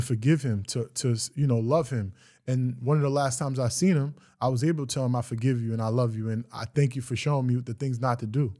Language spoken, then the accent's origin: English; Greenburgh, New York, United States; I'm from Greenberg, New York. The project's public housing.